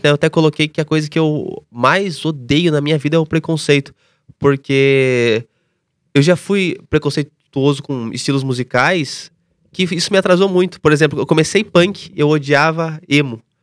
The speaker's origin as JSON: {"language": "Portuguese", "town": "Tatuí", "region": "São Paulo", "country": "Brazil", "moved": "yes", "said": "eu vim de Tatuí, interior de São Paulo"}